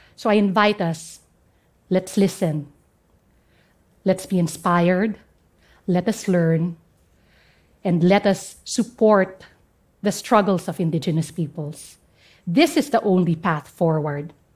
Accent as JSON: {"language": "English", "area": "Central Mountain Range", "region": "Cordillera Administrative Region", "country": "Philippines", "second_language": "English"}